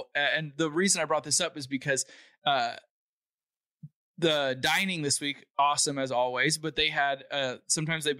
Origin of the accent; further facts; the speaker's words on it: California, United States; I'm in my home state